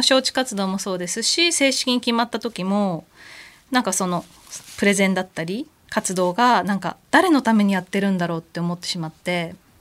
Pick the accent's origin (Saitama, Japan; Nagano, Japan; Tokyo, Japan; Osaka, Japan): Tokyo, Japan; 地元の東京だから